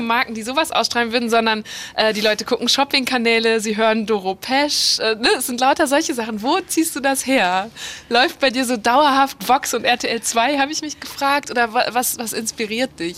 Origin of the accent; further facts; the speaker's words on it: Borken, North Rhine-Westphalia, Germany; Borken ist meine Heimatstadt